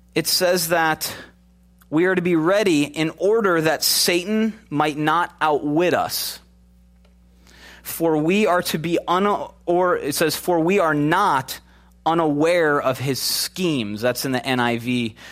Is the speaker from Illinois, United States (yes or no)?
yes; Chicago, Illinois, United States; moved away; also born or lived in Minnesota; Grew up in Chicago